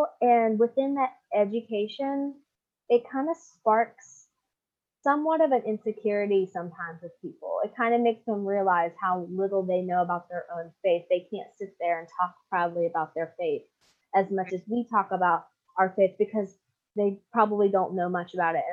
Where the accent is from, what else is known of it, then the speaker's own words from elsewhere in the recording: United States; me just being an American